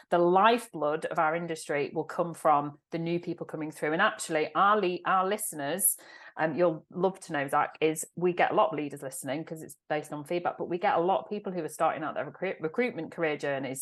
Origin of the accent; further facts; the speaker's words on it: Manchester, North West England, United Kingdom; my heart and soul is in Manchester. I am a Mancunian, proud Man City fan